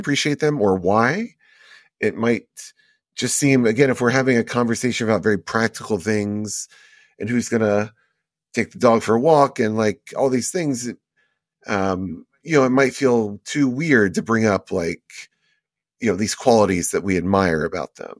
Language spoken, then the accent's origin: English; Houston, Texas, United States; also born or lived in Las Vegas; I grew up in Houston, but a lot of my time was spent in Vegas